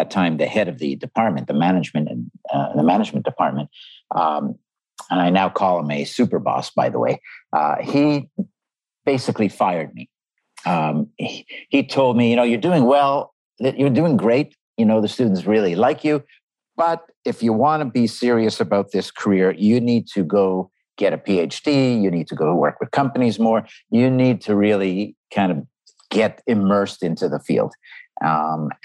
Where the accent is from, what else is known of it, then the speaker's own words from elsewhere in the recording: Montreal, Quebec, Canada; I grew up in Canada, in Montreal